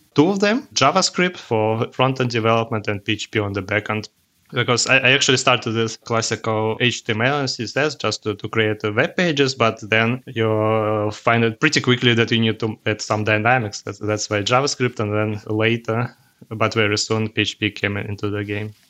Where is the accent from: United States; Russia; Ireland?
Russia; English is a second language; also born or lived in Cologne, Germany; now in Germany; originally, I'm from Russia, but live here in Germany, uh, since, uh, half of my life.